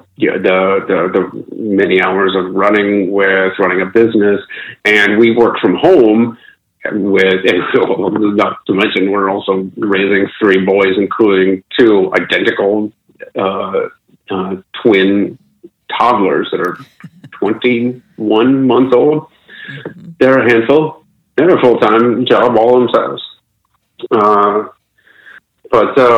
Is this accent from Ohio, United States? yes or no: yes; Akron, Ohio, United States; moved away; back home in my hometown of Akron, Ohio